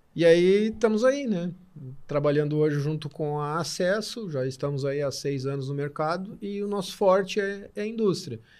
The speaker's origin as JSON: {"language": "Portuguese", "town": "Torres", "region": "Rio Grande do Sul", "country": "Brazil", "said": "Eu venho de Torres, trabalho com turismo de aventura"}